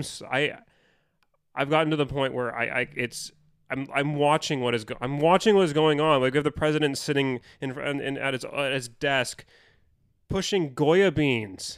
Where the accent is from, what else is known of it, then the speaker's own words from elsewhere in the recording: United States; as an American